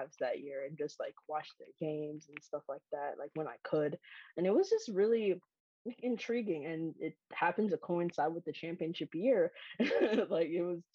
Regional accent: Kingston, Jamaica; moved away; I grew up outside of the United States. I grew up in Jamaica.

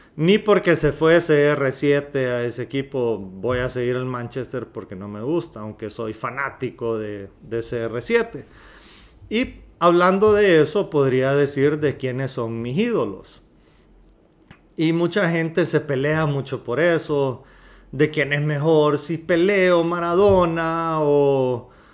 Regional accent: Honduras; los que somos hondureños

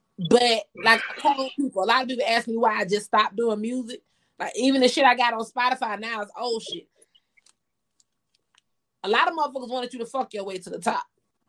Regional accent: Georgia, United States; I'm originally from Georgia.

